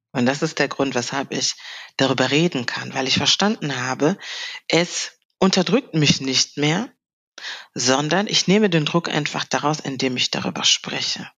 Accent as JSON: {"language": "German", "town": "Cologne", "region": "North Rhine-Westphalia", "country": "Germany", "tie": "born or raised there", "said": "ich bin in äh, Deutschland geboren, genauer gesagt in Köln. Mhm. Habe auch meine Heimatstadt Köln seitdem ja nicht wirklich verloren oder bin äh, weggezogen."}